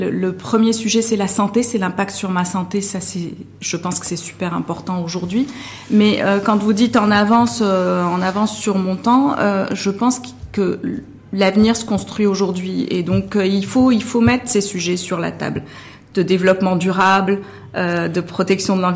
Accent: Morocco; en tant que Marocain et, consommateur euh, marocain ou marocaine

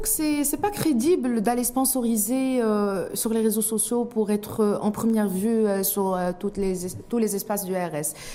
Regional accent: Morocco; en tant que Marocain

